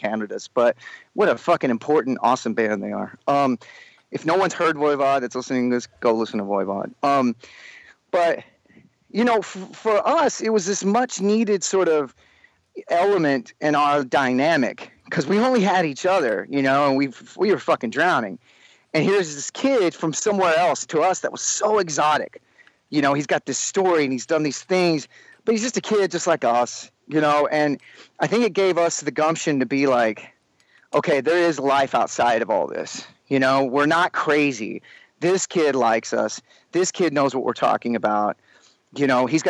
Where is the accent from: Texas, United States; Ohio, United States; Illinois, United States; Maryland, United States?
Texas, United States; Sherman; moved away; growing up in Sherman